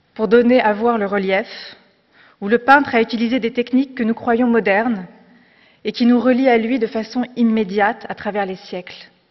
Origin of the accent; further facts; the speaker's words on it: France; also born or lived in Morocco; J'ai grandi en France, mais avec la chance de venir d'ailleurs